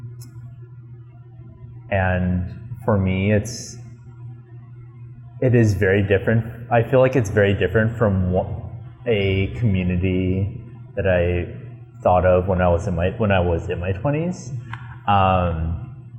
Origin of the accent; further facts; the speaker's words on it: Los Angeles, California, United States; I grew up in Los Feliz